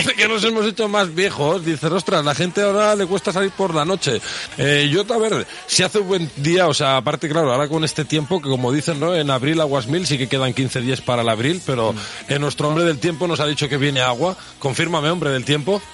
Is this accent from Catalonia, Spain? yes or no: yes; southern Catalonia, Spain; nuestro pueblo, aquí en el sur de Cataluña